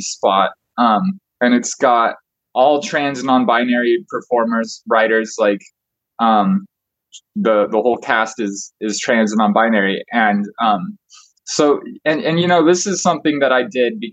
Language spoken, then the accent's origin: English; Truckee, California, United States; I was born in Truckee